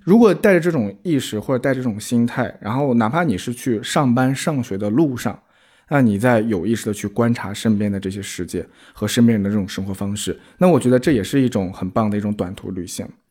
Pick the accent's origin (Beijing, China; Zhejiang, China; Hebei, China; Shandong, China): Shandong, China; 我从山东来的